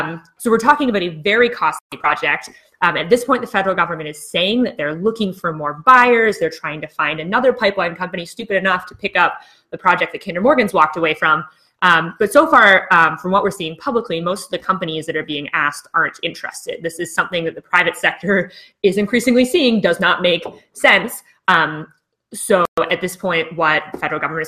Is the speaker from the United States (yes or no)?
no; British Columbia, Canada; as British Columbians